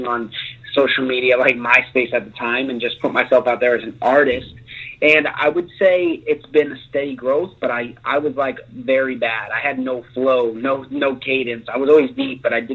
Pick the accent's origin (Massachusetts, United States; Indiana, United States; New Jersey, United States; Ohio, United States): Massachusetts, United States; Cape Cod; moved away as an adult; also born or lived in Boston area, Massachusetts; now in Los Angeles, United States; originally, I'm from a small place called Cape Cod, Massachusetts